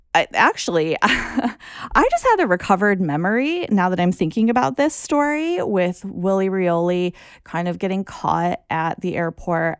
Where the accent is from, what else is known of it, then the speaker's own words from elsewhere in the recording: United States; as an American